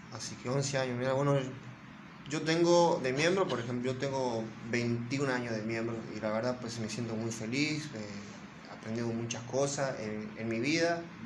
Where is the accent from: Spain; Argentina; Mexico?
Argentina; yo soy de Argentina